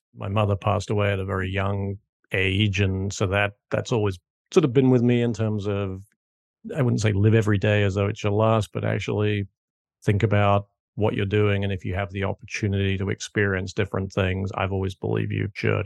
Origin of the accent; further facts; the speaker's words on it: United Kingdom; moved away as an adult; also born or lived in New York / Hong Kong; now in South Carolina, United States; as you can probably tell from my accent, not originally from South Carolina, where I now live, but grew up and went to school in the U K